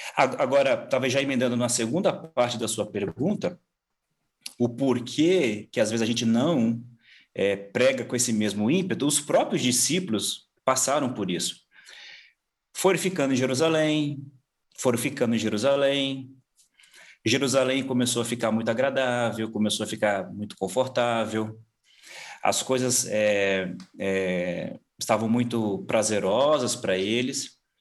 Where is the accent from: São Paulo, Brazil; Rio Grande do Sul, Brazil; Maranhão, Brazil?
São Paulo, Brazil; moved away as an adult; also born or lived in Mongolia; Sou paulista. Nascido é. aqui, é. criado aqui, nessas, nessa, nessa região, mas na capital mesmo, ali na Zona Sul.